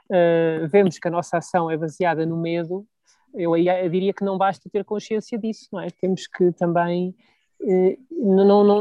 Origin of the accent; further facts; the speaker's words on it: Portugal; eu como português, nós como portugueses, somos um bocado malinhos, somos muito mansinhos